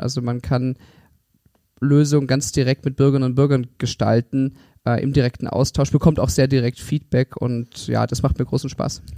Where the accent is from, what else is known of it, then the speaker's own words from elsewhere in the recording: Stuttgart, Baden-Württemberg, Germany; moved away as an adult; also born or lived in Konstanz / Oxford / Berlin / Tengen; Ich bin in Stuttgart geboren und aufgewachsen